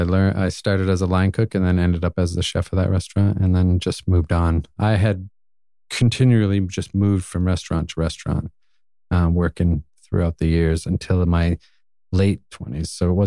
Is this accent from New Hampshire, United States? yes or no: yes; New Hampshire, United States; also born or lived in Lowell, Massachusetts; So I was born just outside of Boston, kind of grew up a little bit in Lowell, Massachusetts when I was younger. And then my family bounced around a lot, moved around, and then ended up going through my grade school and high school years in New Hampshire.